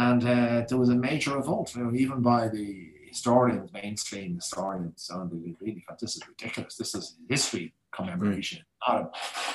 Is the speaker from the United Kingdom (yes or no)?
no; Ireland; we are Irish.